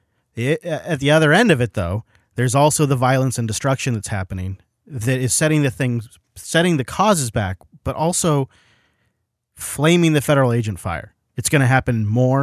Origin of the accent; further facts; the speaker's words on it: Washington, United States; we have Washington plates